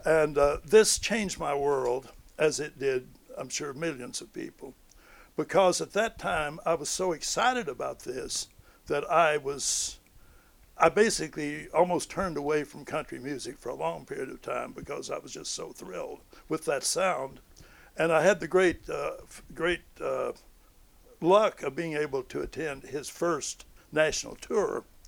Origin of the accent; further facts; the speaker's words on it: Romance, Missouri, United States; growing up in a rural area on a farm